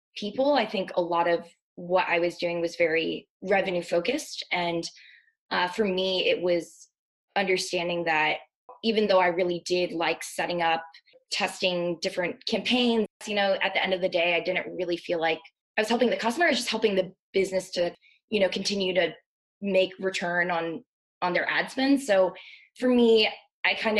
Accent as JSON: {"language": "English", "region": "Maryland", "country": "United States", "tie": "born or raised there", "also_born_or_lived": "Virginia", "said": "I am originally from Maryland. I grew up there"}